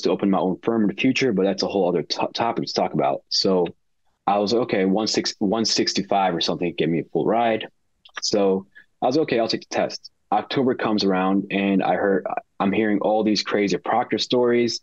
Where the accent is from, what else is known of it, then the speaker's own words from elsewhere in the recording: Chicago, Illinois, United States; born and raised in Chicago.